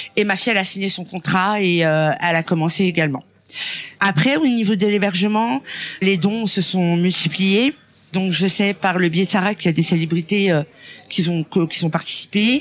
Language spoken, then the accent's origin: French; France; je suis une Française et que je suis née en France